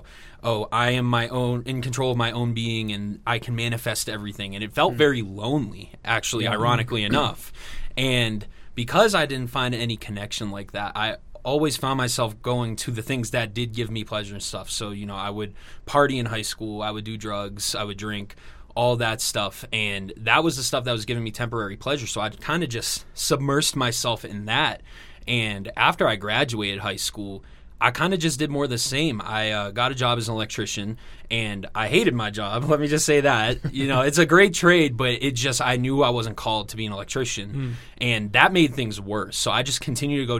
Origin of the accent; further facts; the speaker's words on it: Massachusetts, United States; now in Greenville, United States; I grew up in Massachusetts